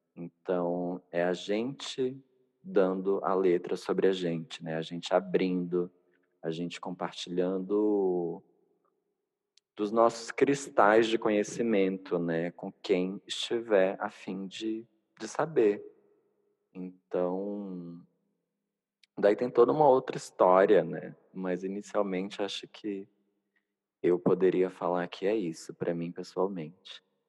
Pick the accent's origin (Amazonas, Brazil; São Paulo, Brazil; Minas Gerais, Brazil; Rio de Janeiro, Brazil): Amazonas, Brazil; Manaus; sou nortista, nascida e criada em Manaus